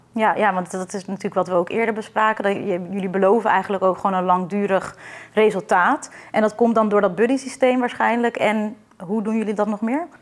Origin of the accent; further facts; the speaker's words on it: Netherlands; wij als Nederlander